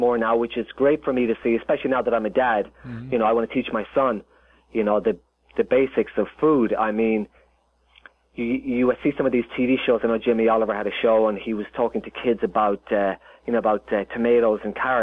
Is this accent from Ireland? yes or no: yes; Ireland; moved away as an adult; now in Los Angeles, United States; Growing up in Ireland